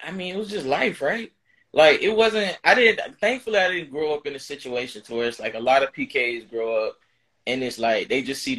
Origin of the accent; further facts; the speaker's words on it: Florida, United States; I'm from Florida